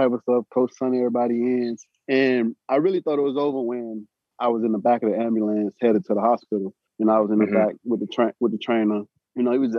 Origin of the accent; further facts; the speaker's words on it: South Florida, United States; I'm from South Florida